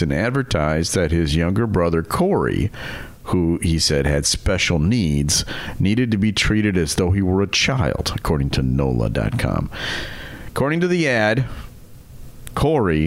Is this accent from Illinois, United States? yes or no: yes; Mount Prospect, Illinois, United States; a store right here in my hometown